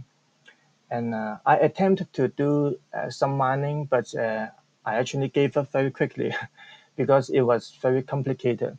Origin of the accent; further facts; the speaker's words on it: Hong Kong; I'm from Hong Kong